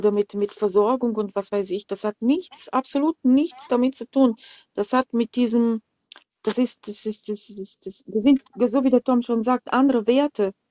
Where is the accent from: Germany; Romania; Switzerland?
Romania; Äh, ich komme aus Rumänien, also ähm, ja, Ungarn, Rumänien, so in der Ecke, Karpaten.